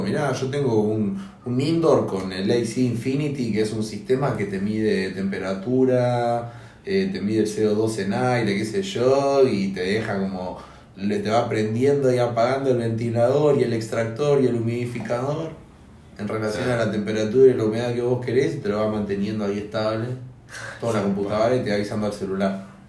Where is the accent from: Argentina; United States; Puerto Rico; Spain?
Argentina; como argentinos